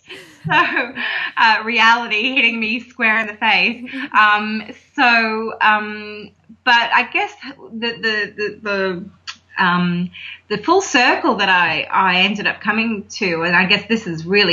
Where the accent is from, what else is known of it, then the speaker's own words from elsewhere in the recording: Hong Kong; moved away as an adult; now in Australia; I was actually born and raised in Hong Kong, of all places. My parents lived over there for many, many years. And so I didn't come to Australia to live until I was in, I think I was 23 when we moved here.